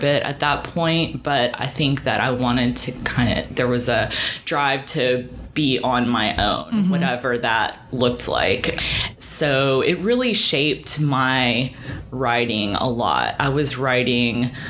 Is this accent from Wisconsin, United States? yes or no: no; Hot Springs, Arkansas, United States; also born or lived in Massachusetts; now in Little Rock, United States; I grew up in Hot Springs, and I have lived in Little Rock now